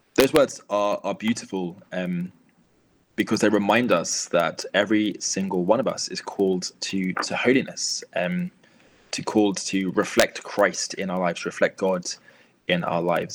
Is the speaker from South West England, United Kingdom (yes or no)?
no; Luton, East of England, United Kingdom; not only is it my hometown, uh, but it's the parish uh, that's maybe two parishes away from where I grew up